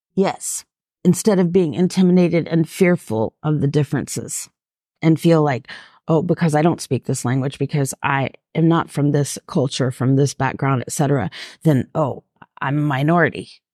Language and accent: English; Atlanta, Georgia, United States; growing up in Atlanta